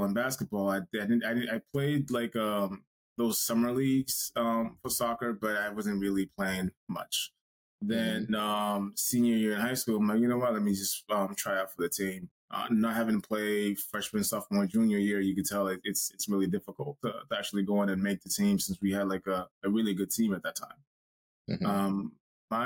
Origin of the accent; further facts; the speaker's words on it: Cambridge, Massachusetts, United States; also born or lived in Haiti; Grew up here in Cambridge, was born in Haiti. I came here when I was 10